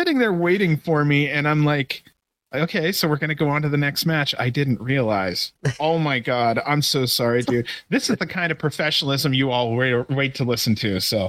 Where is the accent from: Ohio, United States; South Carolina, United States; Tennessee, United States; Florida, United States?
Ohio, United States; Cleveland; I grew up around the Cleveland area, so Juggalos out of Detroit was only 2 hours away.